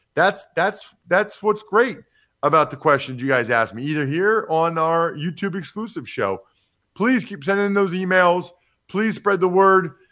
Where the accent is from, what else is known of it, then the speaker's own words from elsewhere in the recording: Philadelphia, Pennsylvania, United States; the Eagles, my hometown team